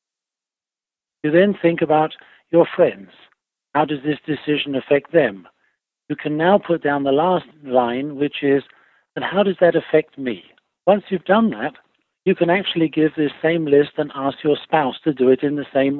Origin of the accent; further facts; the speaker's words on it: England, United Kingdom; moved away as an adult; also born or lived in Italy / Switzerland / California; now in Virginia, United States; I was born in England, and then for my work, I moved to Italy